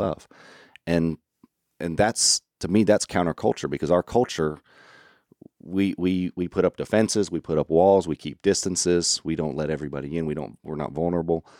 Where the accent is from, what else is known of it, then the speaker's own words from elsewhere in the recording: Orlando, Florida, United States; also born or lived in Arkansas; I'm from Florida, but I'm not from your, your Panhandle, Florida